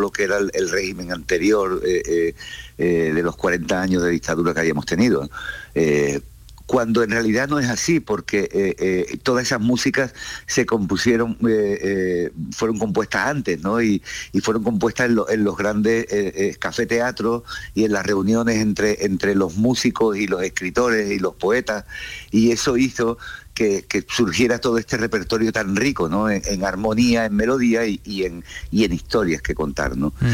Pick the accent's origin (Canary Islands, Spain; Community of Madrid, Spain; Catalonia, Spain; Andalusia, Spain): Andalusia, Spain; Cádiz; also born or lived in United States; now in Barcelona, Spain; soy un músico de Cádiz, nacido en Cádiz, con lo cual me he criado con los ritmos del flamenco